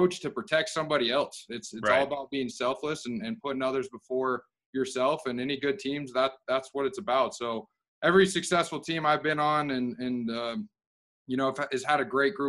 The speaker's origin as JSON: {"language": "English", "region": "Utah", "country": "United States", "said": "I'm from Utah originally"}